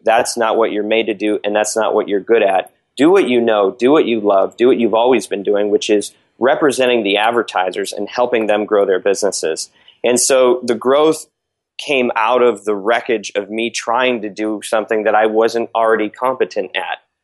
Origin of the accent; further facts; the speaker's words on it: Michigan, United States; now in Los Angeles, United States; I live in Southern California. I'm from Michigan originally. Um, Oxford Road is the street uh, I was born on.